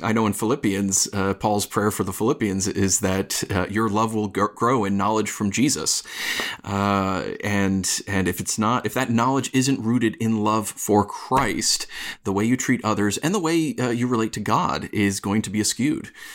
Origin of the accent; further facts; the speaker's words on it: upstate New York, United States; accent: upstate New York; moved away as an adult; now in Los Angeles, United States; I am originally also from New York, and I'm still working hard to get rid of my upstate New York accent